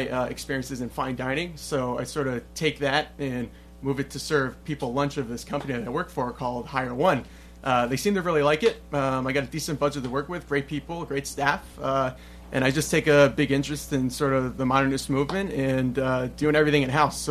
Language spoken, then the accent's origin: English; Clinton, Connecticut, United States; We're from Clinton, though, so the southern shoreline of Connecticut.